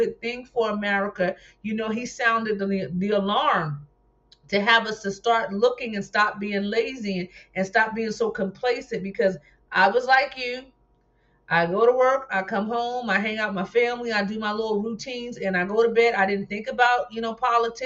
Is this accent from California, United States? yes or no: no; New Jersey, United States; moved away; I'm from New Jersey originally